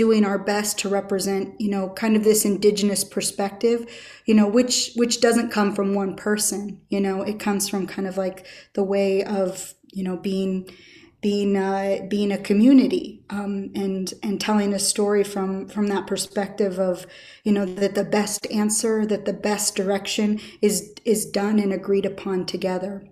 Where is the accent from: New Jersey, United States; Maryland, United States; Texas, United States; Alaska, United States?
Alaska, United States; Chickaloon; we're distant cousins from Yanidaa, or Chickaloon Village